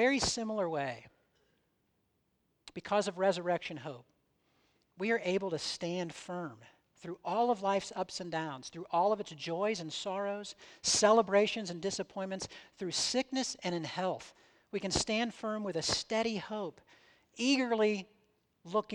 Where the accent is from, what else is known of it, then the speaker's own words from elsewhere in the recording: United States; I was born in the United States. I'm a citizen of the United States. I speak, think, and act like someone from the United States in many, many ways